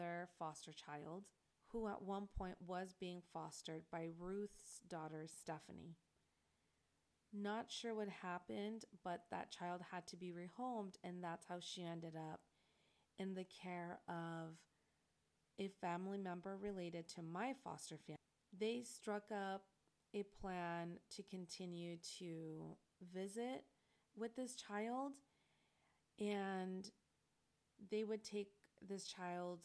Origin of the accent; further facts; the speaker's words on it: La Puente, California, United States; I came from La Puente, which is completely different background than what I was driving into